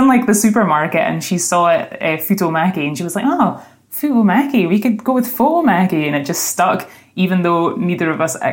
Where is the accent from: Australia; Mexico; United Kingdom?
United Kingdom; Being British